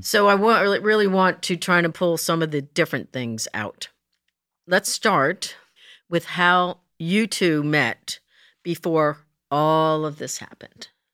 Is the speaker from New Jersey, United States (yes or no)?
yes; New Jersey, United States; moved away; I was raised in Jersey